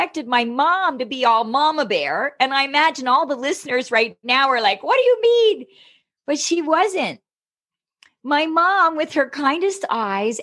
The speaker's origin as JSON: {"language": "English", "country": "Canada", "said": "the kind of gal that's busted Uber into Canada as a Canadian"}